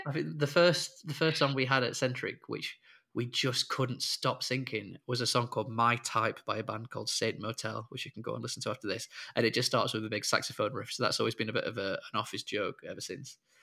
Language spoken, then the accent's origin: English; Sheffield, Yorkshire and the Humber, United Kingdom; moved away as an adult; now in Liverpool, United Kingdom; I'm from Sheffield originally, and but I've lived in Liverpool now ever since uni